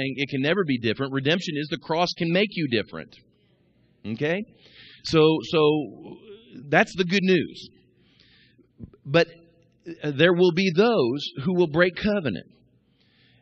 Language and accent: English; Kansas City, United States; moved away; also born or lived in Midwest; I grew up in Kansas City watching the Royals